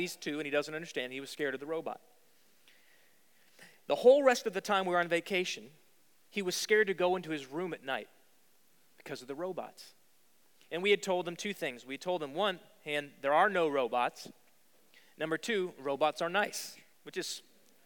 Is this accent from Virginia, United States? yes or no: yes; Virginia, United States; moved away as an adult; also born or lived in New York City; I grew up in Virginia, and I didn't know really any Jewish folks when I was in school.